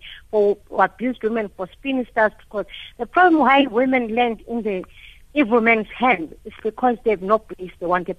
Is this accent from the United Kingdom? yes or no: yes; London, United Kingdom; Growing up in London, because I grew up in exile